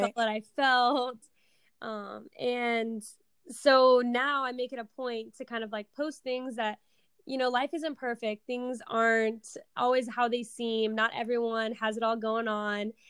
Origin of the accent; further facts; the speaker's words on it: Seattle, Washington, United States; I am from Seattle, Washington, born and raised here.